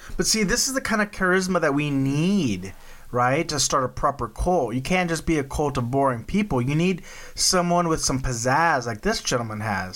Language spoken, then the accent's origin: English; Texas, United States; I'm from Texas. Like Waco was not that far up the road from us.